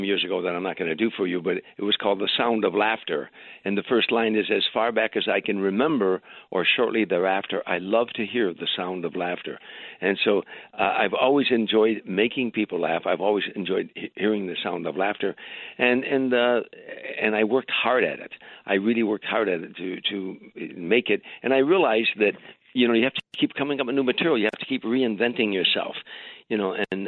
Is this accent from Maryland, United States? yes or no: no; Harvey, Illinois, United States; moved away as an adult; I went back to Chicago, Harvey, Illinois, my hometown, a suburb on the south side of Chicago